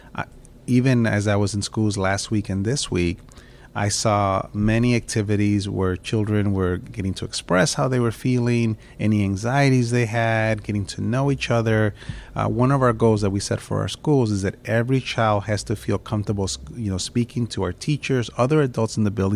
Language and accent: English; Chicago, Illinois, United States; I've grown up in Chicago. Uh, I grew up in the Lower West Side in Pilsen